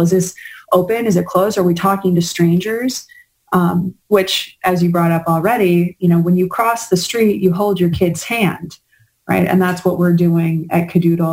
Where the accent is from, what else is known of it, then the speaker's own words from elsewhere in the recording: New York, United States; being a New Yorker